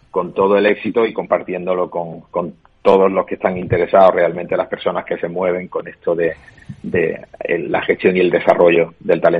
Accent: Málaga, Andalusia, Spain; como malagueño

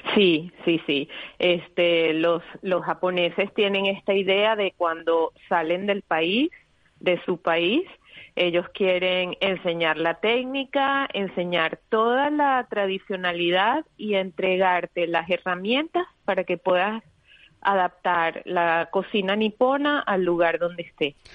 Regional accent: Venezuela; also born or lived in Spain; now in Madrid, Spain; yo crecí en Venezuela, un país multicultural

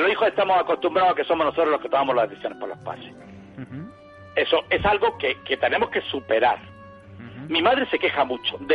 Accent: Baeza, Andalusia, Spain; que mis hijos me traigan los virolos de Baeza, que yo soy de Baeza y estoy acostumbrado

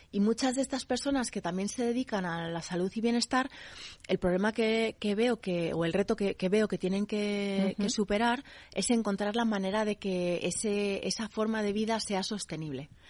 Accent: United States; Mi madre es de Minnesota. Yo me crié en Estados Unidos en muchos sitios.

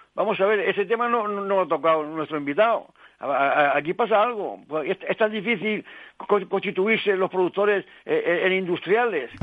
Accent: Toledo, Castilla-La Mancha, Spain; como toledano, pues en la caza es lo que nos gusta.

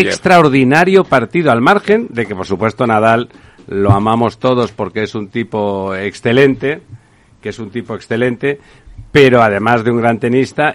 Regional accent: Catalonia, Spain; en Cataluña eh, un territorio del Reino de España, territorio del Reino de España, recuerdo, eh, donde yo nací

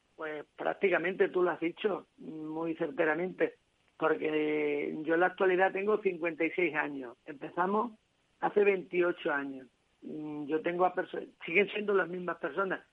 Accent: a village near Guadalupe, Extremadura, Spain; now in Cáceres, Spain; a mi pueblo, en la sierra de, en una sierra de aquí de, Extremadura, al, lado de Guadalupe, en Bertocana

